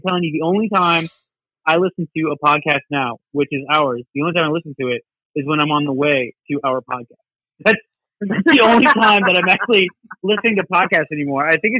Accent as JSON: {"language": "English", "town": "Greensburg", "region": "Indiana", "country": "United States", "said": "Like, where are you from? Like, I'm from Greensburg."}